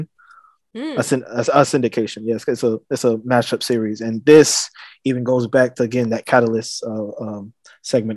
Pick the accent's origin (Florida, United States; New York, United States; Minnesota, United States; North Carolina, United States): North Carolina, United States; I'm from North Carolina